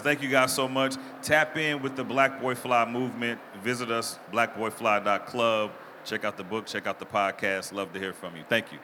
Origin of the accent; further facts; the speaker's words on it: Mississippi, Arkansas, the South, United States; I grew up in the South, Mississippi, Arkansas